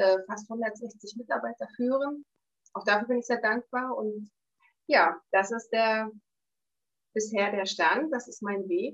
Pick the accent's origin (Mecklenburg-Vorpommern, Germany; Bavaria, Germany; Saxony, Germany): Mecklenburg-Vorpommern, Germany; Wolgast; Ich bin in Wolgast in Vorpommern geboren bin aufgewachsen in Wolgast zur Schule gegangen.